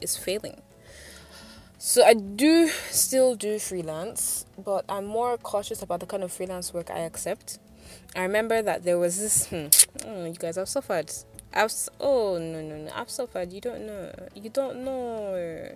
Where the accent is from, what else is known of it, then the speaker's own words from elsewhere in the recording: Nigeria; as a Nigerian doing freelance